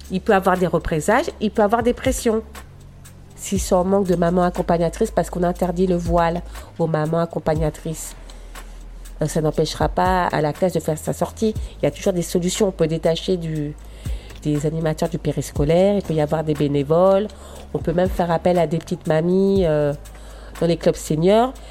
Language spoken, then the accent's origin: French; Aubervilliers, Île-de-France, France; je suis née en France et je vis à l'occidental. J'ai vécu euh, bah, toute mon enfance, toute ma jeunesse à Aubervilliers